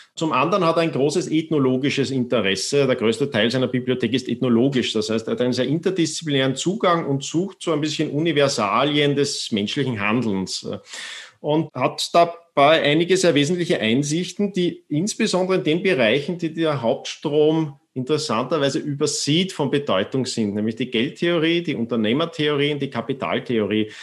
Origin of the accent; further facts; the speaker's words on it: Austria; ich bin zwar in Österreich äh, aufgewachsen